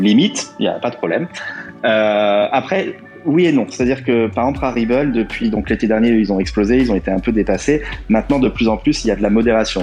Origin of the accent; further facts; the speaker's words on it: France; now in Portugal; je suis français habitant au Portugal